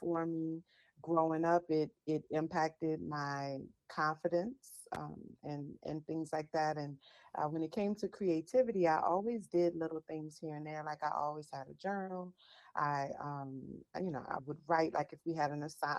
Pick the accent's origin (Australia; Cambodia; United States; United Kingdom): United States; New Orleans, Louisiana; I am from New Orleans, Louisiana, born and raised.